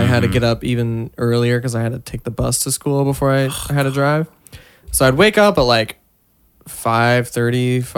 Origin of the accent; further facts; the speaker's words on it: Washington, United States; now in California, United States; before I moved here, like in Washington, I was like, man, I fucking hate the cold. This shit. I moved to California